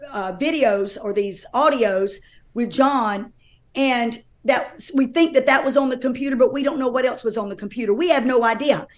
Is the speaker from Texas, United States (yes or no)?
no; North Carolina, United States; I'm from North Carolina